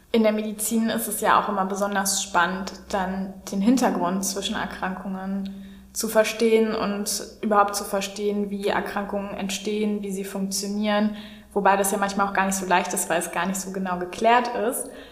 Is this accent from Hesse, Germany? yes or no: no; Berlin, Germany; Ich komme aus Berlin und ähm, bin hier groß geworden, bin sozusagen eine waschechte Berlinerin